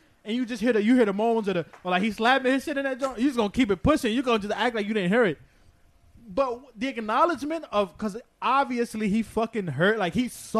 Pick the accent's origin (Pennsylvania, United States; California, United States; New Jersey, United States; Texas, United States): New Jersey, United States; I'm from Jersey, like, I grew up in Jersey